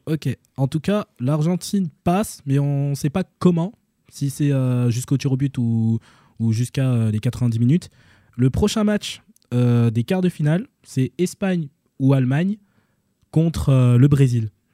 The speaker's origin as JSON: {"language": "French", "country": "Senegal", "said": "en tant que Sénégalais"}